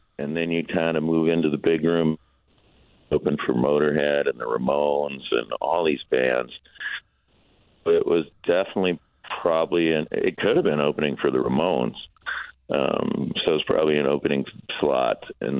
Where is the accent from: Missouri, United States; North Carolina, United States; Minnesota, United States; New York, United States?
Minnesota, United States; Minneapolis; I'm from Minneapolis, so it's my hometown.